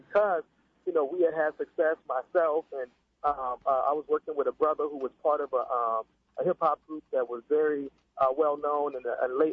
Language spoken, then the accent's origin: English; Pittsburgh, Pennsylvania, United States; I was from Pittsburgh